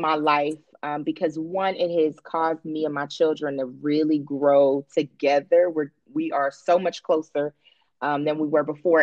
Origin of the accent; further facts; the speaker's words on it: Cincinnati, Ohio, United States; moved away as an adult; now in Atlanta, United States; I am originally from Cincinnati, Ohio.